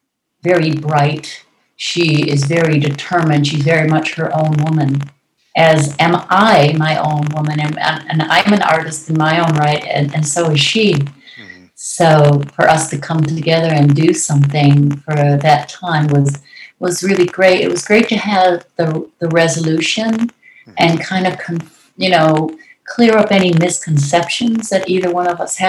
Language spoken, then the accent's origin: English; Detroit, Michigan, United States; moved away; also born or lived in Los Angeles; I'm from Detroit